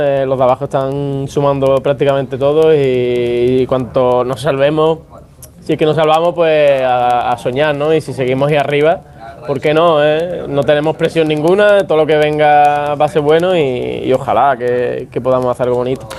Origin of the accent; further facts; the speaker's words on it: Andalusia, Spain; Yo soy andaluz